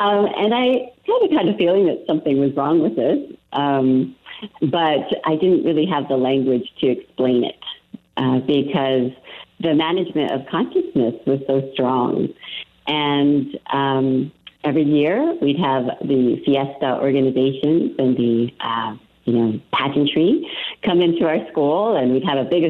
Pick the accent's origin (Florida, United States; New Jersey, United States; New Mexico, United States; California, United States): New Mexico, United States; Santa Fe; growing up in Santa Fe, I went to De Vargas Middle School